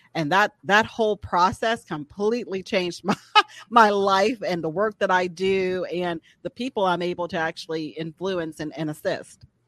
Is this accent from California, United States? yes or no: no; Atlanta, Georgia, United States; moved away as an adult; now in Birmingham, United States; originally from Atlanta, Georgia